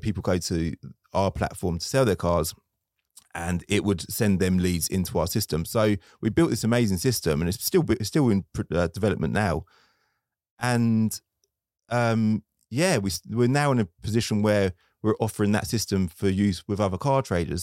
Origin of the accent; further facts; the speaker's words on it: Luton, East of England, United Kingdom; I'm from Luton